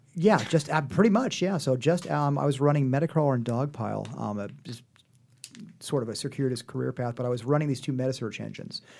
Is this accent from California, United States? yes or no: no; Manhattan, Kansas, United States; moved away as an adult; now in Los Angeles, United States; I am from a small town in Kansas called Manhattan